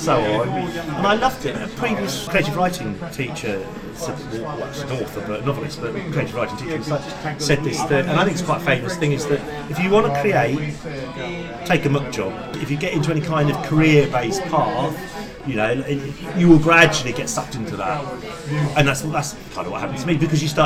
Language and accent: English; England, United Kingdom; accent: English; also born or lived in New Zealand; Though I was brought up fundamentally in the UK and I sound English, in lots of ways I am English, and I was educated in the English way